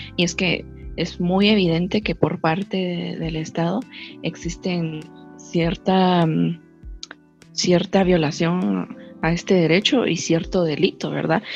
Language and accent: Spanish; Guatemala; como guatemaltecos